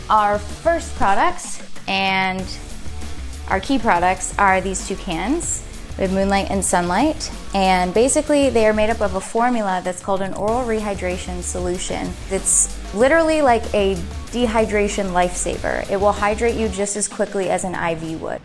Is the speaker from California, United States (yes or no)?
yes; Orangevale, California, United States; I was born and raised in Orangeville, California, which is a small town up north